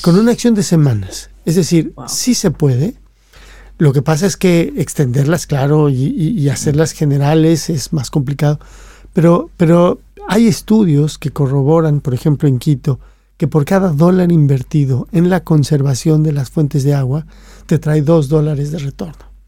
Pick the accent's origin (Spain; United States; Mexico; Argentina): Mexico; cuando yo fui a la escuela, yo soy mexicano, fui a la escuela de niño